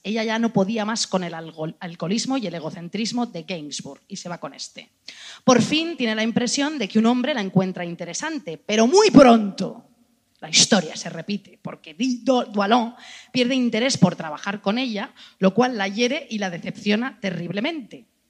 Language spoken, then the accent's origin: Spanish; Spain; somos españolas